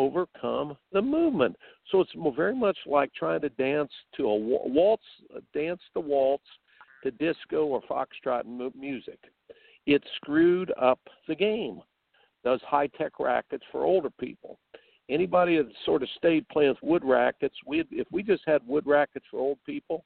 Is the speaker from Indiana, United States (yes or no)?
yes; Indiana, United States; I grew up in Indiana